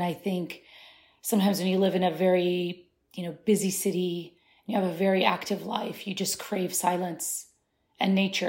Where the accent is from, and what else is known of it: Kansas, United States; born or raised there; first language Arabic; English is a second language; moved away as an adult; also born or lived in Syria; now in Washington, DC, United States